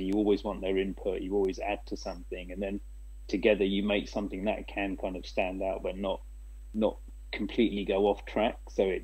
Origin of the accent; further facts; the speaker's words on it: England, United Kingdom; now in Asia; coming from an Asian background as well, growing up in England